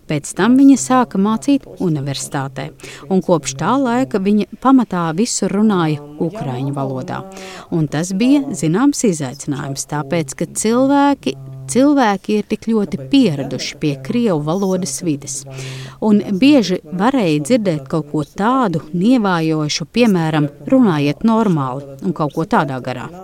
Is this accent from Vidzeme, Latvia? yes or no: no; Riga, Latvia; now in Germany; Ar dažādām filmām, kuras skatījos bērnībā, Rīgā no padomu laikiem par karu.